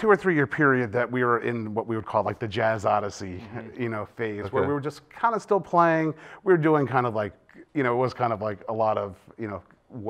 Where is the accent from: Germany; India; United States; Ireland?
United States; Abington, Pennsylvania; now in Lawrenceville; I grew up in Abington.